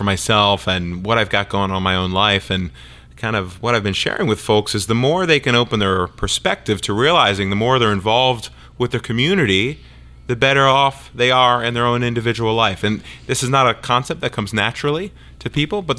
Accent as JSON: {"language": "English", "area": "outside of Philadelphia", "region": "Pennsylvania", "country": "United States", "tie": "born or raised there", "said": "I grew up outside of Philadelphia, rooting for the Eagles"}